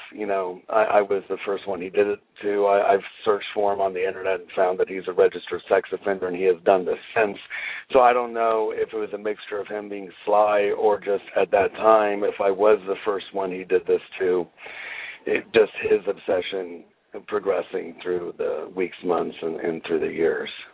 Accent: Bakersfield, California, United States; also born or lived in Ridgecrest, California; We moved from Ridgecrest to Bakersfield, California, when I was eight

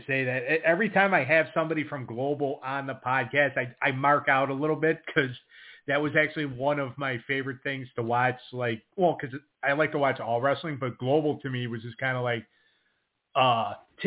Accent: Buffalo, New York, United States; I grew up in Buffalo

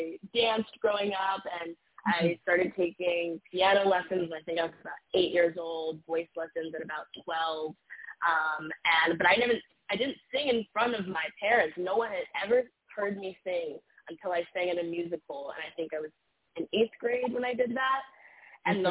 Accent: Midwest, United States; now in New York City, United States; I'm from the Midwest, and, you know, there's a very, you know, standard way of life where I'm from

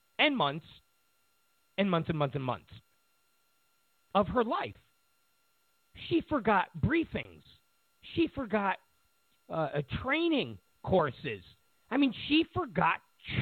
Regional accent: New York, United States; moved away; I'm from New York

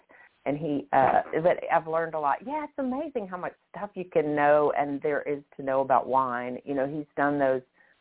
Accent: Memphis, Tennessee, United States; moved away as an adult; also born or lived in Kansas City / Chicago / Denver / Toano, Virginia; now in Pittsburgh, United States; I was born and raised in Memphis

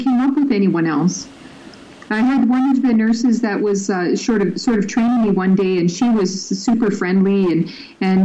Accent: Libya; now in Canada; I grew up in Libya, so I'm very familiar with growing up in a Muslim culture

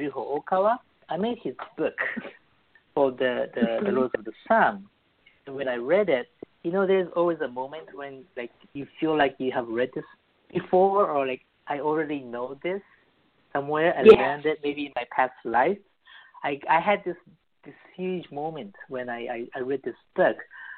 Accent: Japan; born there; also born or lived in Beirut, Lebanon / New York; So, I was born in Japan as a Christian, very rare Christian family, and I lived in Lebanon, Beirut, when I was very young.

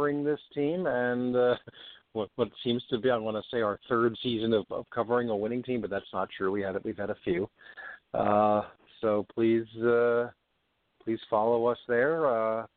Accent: Long Beach, New York, United States; my hometown of Long Beach, New York

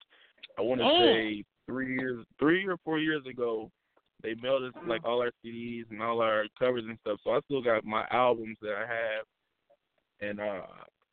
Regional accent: Indianapolis, Indiana, United States; I'm from Indianapolis, Indiana. Midwest all day, every day

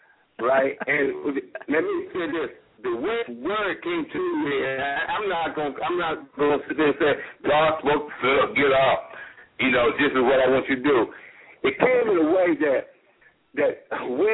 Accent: Virginia, United States; moved away; also born or lived in Jacksonville, Florida; my hometown of Virginia.

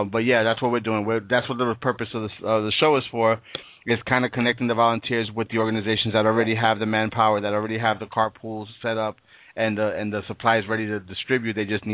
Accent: New York City, New York, United States; That is my hometown.

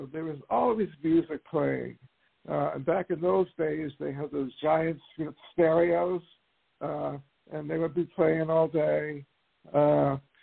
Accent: Willingboro, New Jersey, United States; I'm from New Jersey, and that's where I grew up

